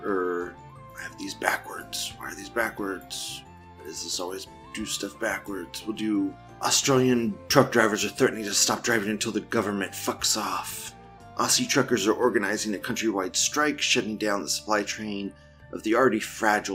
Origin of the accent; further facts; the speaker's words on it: United States; I'm from America.